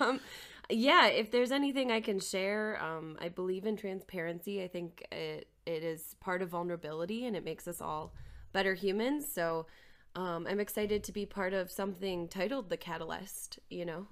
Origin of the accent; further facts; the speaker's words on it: Maplewood, Minnesota, United States; moved away as an adult; also born or lived in South Dakota / Albany, New York; I am originally from Maplewood, Minnesota, just outside of the Twin Cities. Um, I grew up there